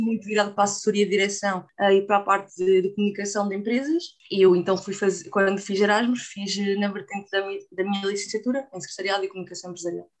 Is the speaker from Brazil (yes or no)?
no; Portugal; somos Portugal